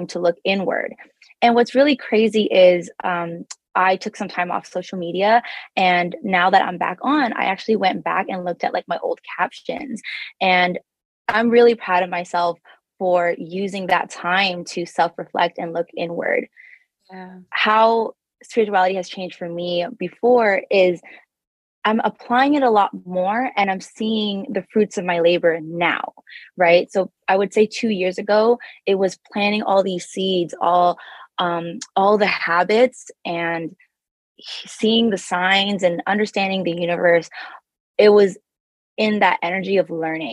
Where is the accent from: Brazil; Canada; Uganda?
Canada; Toronto, Ontario; now in Bay Area, United States; I was born and raised in Toronto, Canada, and I found myself in California, specifically the Bay Area